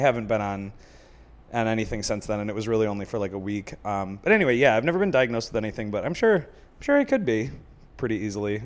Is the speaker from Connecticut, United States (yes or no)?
no; Buffalo, New York, United States; now in Chicago, United States; I'm from Buffalo